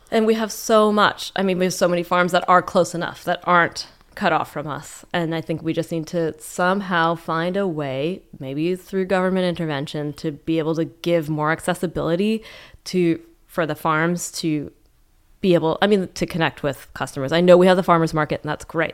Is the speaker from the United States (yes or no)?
no; Calgary, Alberta, Canada; now in Vancouver, Canada; I grew up in Calgary